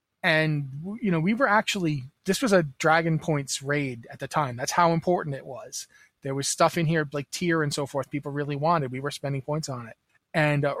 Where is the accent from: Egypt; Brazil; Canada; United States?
Canada; I'm Canadian